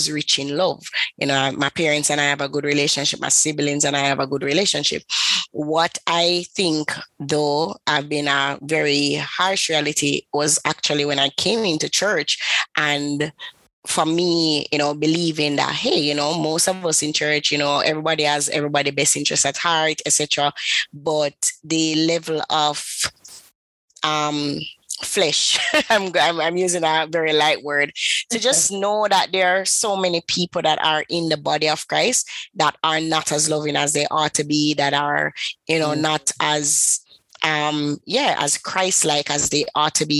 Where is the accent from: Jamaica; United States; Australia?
Jamaica; Kingston; I am from the beautiful island of Kingston. I'm from Jamaica.